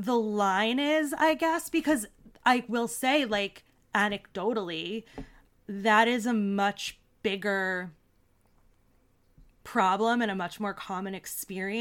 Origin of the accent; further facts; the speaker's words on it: Long Island, New York, United States; I grew up on Long Island